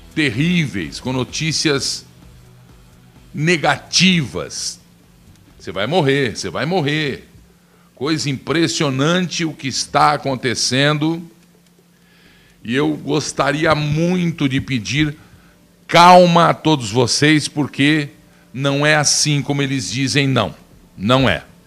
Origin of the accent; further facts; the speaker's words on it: Brazil; eu sou brasileiro